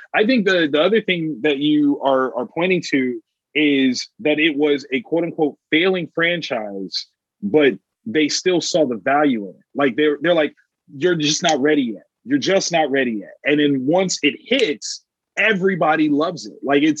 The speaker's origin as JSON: {"language": "English", "region": "Ohio", "country": "United States", "said": "I'm from Ohio"}